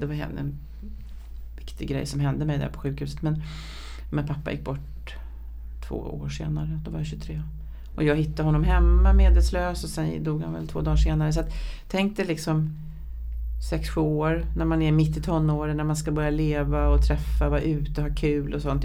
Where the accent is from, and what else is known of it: Vårby, Stockholm County, Sweden